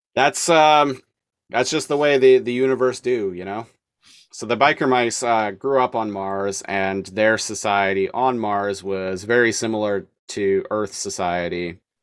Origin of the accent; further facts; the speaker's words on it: Nanaimo, British Columbia, Canada; now in Victoria, Canada; I grew up in Nanaimo